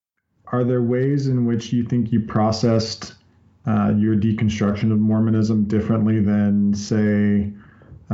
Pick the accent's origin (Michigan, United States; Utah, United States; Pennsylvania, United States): Utah, United States; born and raised